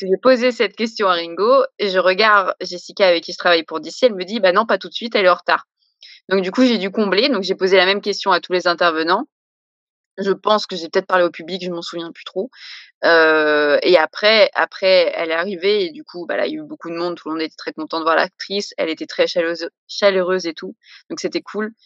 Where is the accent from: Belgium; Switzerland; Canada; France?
France; Paris, Île-de-France; moi je suis de Paris